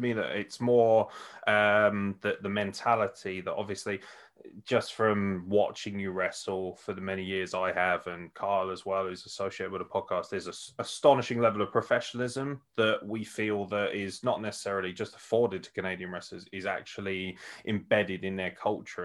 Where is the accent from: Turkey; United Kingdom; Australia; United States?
United Kingdom; as a Brit